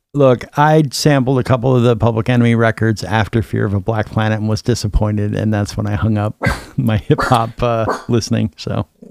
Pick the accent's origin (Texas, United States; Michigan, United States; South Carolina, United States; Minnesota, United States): Minnesota, United States; Minneapolis; I'm from Minneapolis.